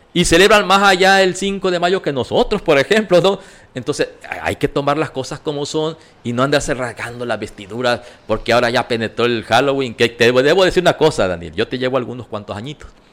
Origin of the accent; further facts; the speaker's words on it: Mexico; así somos los mexicanos